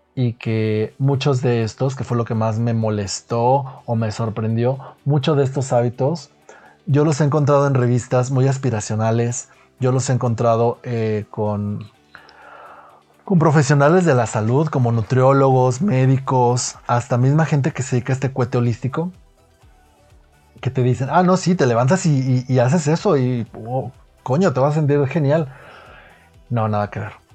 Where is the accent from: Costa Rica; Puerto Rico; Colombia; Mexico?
Mexico; Guadalajara, Jalisco; also born or lived in United States / Italy / Mexico City; yo soy de Guadalajara, para empezar, por aquello del acento, soy de Guadalajara, México. Aquí he vivido gran parte de mi vida